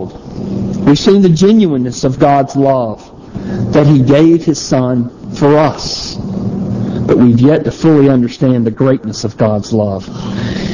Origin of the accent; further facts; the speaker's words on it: the South, United States; also born or lived in South Carolina; when I grew up in the South, out in the country